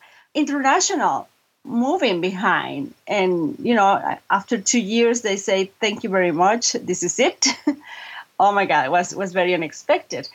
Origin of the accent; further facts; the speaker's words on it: Monterrey, Nuevo León, Mexico; first language Spanish; English is a second language; moved away as an adult; also born or lived in Florida; now in Chicago, United States; I was born and raised in Mexico